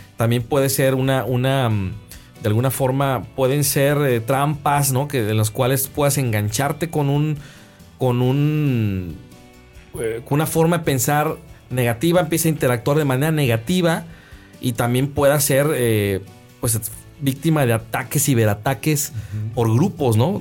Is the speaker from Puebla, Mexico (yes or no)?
no; Guadalajara, Jalisco, Mexico; now in Monterrey, Mexico; yo soy de Guadalajara, Guadalajara es un valle